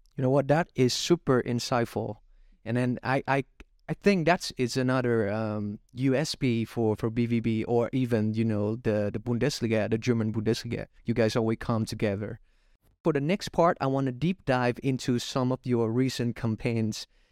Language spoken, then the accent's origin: English; Vietnam; my home country, Vietnam, again, 'cause I'm a Vietnamese guy